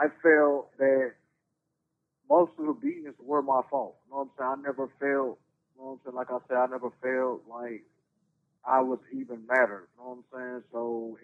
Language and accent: English; Durham, North Carolina, United States; I was born in Durham, North Carolina, to a Miss Frieda Ward and a Carlton Newman. I grew up in the projects most of my life